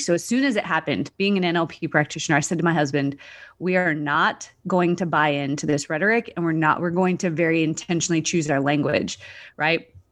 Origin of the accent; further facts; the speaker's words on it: Canada; moved away as an adult; also born or lived in Australia; I'm from Canada originally, was living in Australia